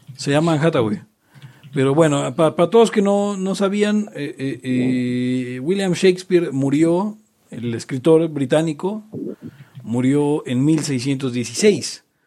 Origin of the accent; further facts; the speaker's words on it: Mexico City, Mexico; yo soy de Jardín Malbuena